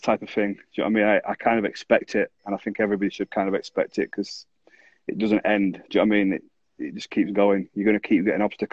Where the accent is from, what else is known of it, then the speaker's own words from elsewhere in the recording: Bradford, Yorkshire and the Humber, United Kingdom; when I grew up in Bradford